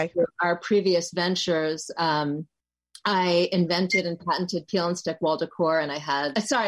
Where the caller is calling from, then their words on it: Connecticut, United States; I'm calling in from Connecticut today. Snowy, chilly Connecticut.